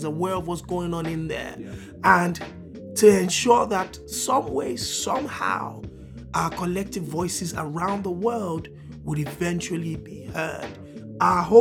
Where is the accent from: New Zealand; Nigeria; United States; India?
Nigeria; as a Nigerian